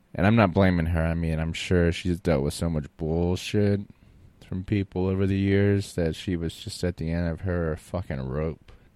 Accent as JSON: {"language": "English", "region": "Florida", "country": "United States", "tie": "born or raised there", "also_born_or_lived": "New Orleans, Louisiana / Austin, Texas", "moved": "yes", "said": "I grew up in Florida"}